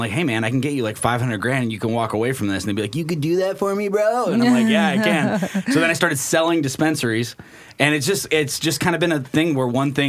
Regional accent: Aloha, Oregon, United States; also born or lived in Colorado; I grew up in Aloha, Oregon. So, if you guys are familiar with the Portland area, it's just a deep west side. It's a little town between Beaverton and Hillsboro.

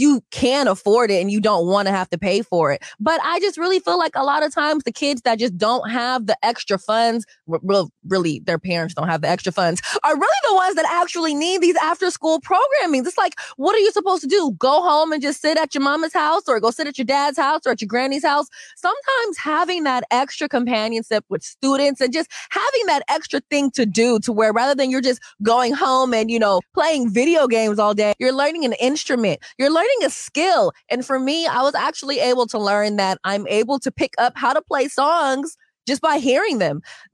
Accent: Seattle, Washington, United States; right in the CD, which is where I grew up.

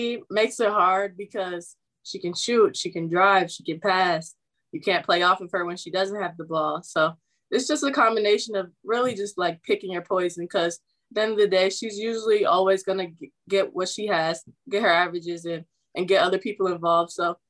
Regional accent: Maryland, United States; moved away; play against Maryland, too, being that I'm from Maryland.

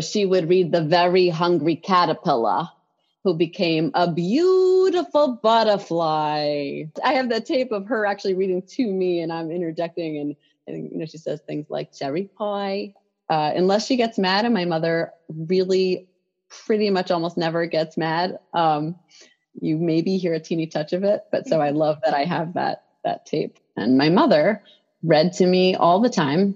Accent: New York City, New York, United States; I grew up in New York City

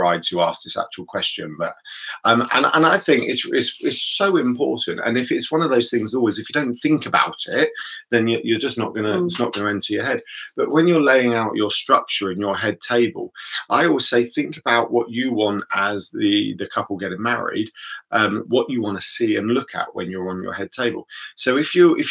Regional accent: United Kingdom; built into us as British people

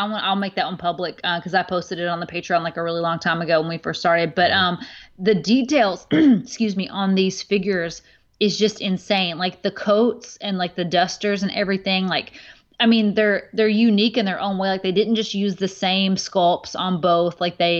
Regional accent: the Bible Belt, United States; Of course, I'm from the Bible Belt small town, you know, like that it was totally against anything.

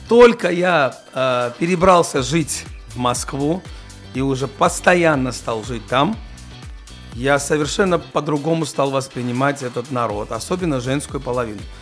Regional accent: Georgia; я все-таки с грузин, я грузин

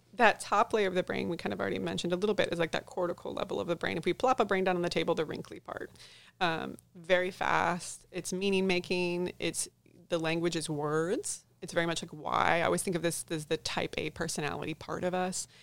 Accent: St. Louis, Missouri, United States; moved away as an adult; now in Texas, United States; I was born and raised in Saint Louis, Missouri. Moved down to Texas in twenty ten

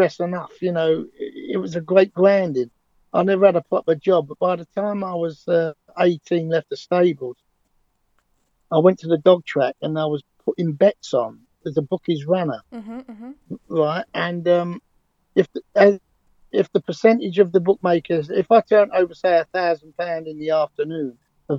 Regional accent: London, United Kingdom; accent: London Cockney; they knew I was a Londoner

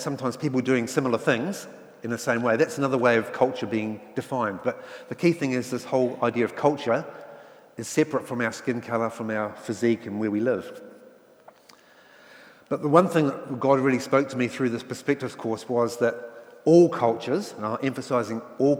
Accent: England, United Kingdom; now in New Zealand; And I came from England where class system is very strong, but New Zealand does have a class system, doesn't it?

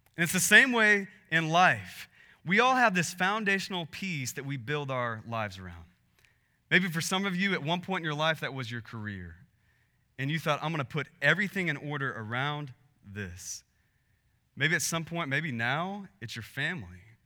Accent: Texas, United States; we're from Texas

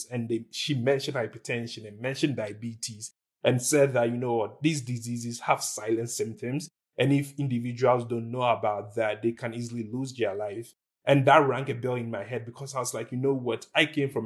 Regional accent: Ghana; moved away; I was born and raised in Ghana. I lived in Ghana for the most part of my life

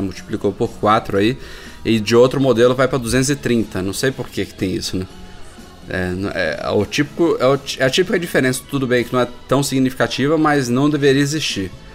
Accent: Brazil; como brasileiros

